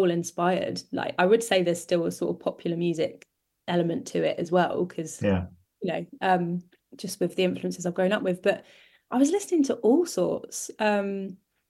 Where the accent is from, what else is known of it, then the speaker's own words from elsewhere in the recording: Oxford, South East England, United Kingdom; growing up in Oxford